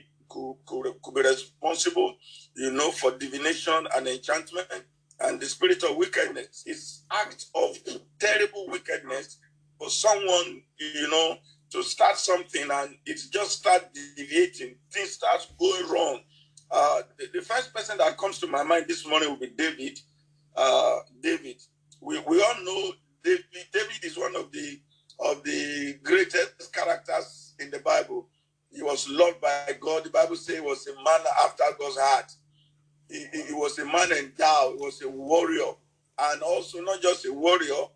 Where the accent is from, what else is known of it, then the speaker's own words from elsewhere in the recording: Nigeria; English is a second language; In my native language in Nigeria here